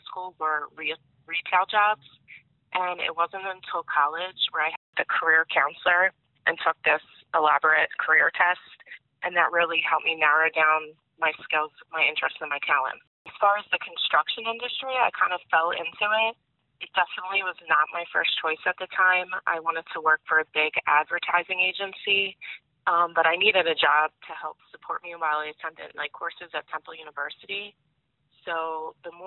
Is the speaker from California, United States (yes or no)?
no; Philadelphia, Pennsylvania, United States; I grew up in Philadelphia